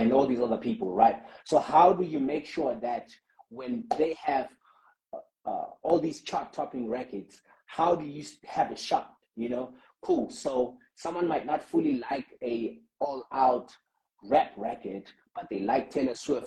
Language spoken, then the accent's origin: English; South Africa; as a South African community